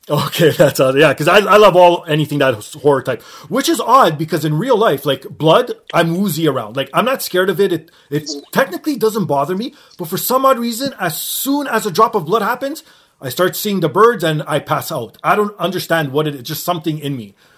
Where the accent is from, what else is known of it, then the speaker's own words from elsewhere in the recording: Canada; Being Canadian